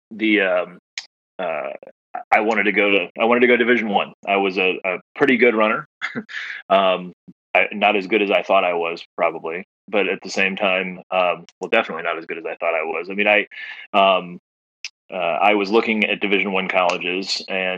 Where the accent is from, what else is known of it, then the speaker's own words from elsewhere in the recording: Macomb, Illinois, United States; also born or lived in Hartford, Connecticut / Northeast US / Naperville, Illinois; I lived from kindergarten till high school in Macomb